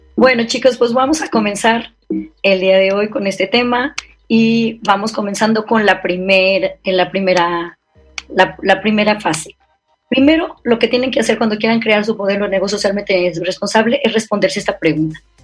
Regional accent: San Luis Potosí, Mexico; moved away; also born or lived in Paris / Brussels / Hong Kong / Guadalajara; Soy una potosina, soy, originaria de aquí de San Luis Potosí

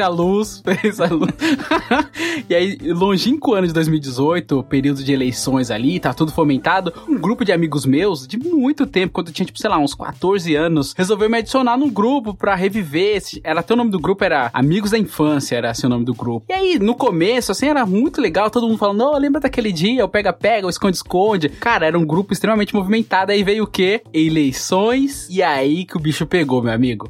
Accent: Bahia, Brazil; now in São Paulo, Brazil; eu fui criado na Bahia, então eu tenho muito amor pelos meus tios, que eu vivia na casa deles e tal, e eu moro há muitos anos em São Paulo

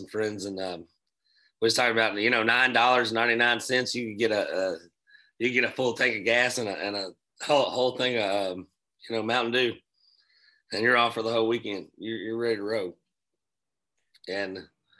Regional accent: New Haven, Kentucky, United States; I grew up in Nelson County, Kentucky

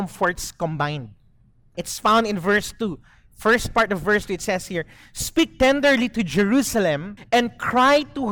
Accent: Zamboanga City, Zamboanga Peninsula, Philippines; moved away as an adult; now in Dumaguete, Philippines; I grew up in Zamboanga, but I've been in Dumaguete for close to 20 years now

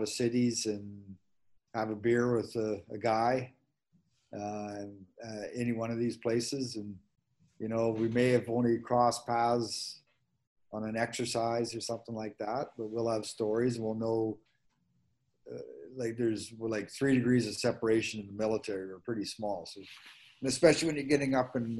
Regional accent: Manitoba, Canada; moved away; I was from Manitoba.

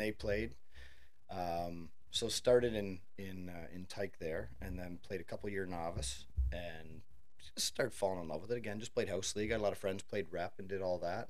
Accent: Thurlow Township, Ontario, Canada; I grew up. Uh, it would be considered Thurlow Township back in the day

